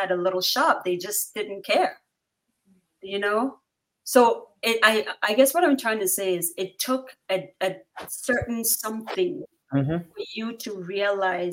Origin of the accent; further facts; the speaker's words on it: Bawku, Upper East, Ghana; I'm from the north.